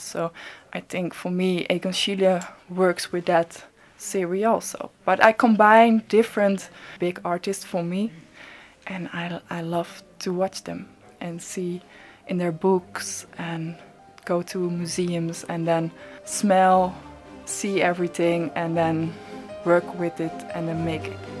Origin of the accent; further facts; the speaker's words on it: Netherlands; I'm from the Netherlands and based in Amsterdam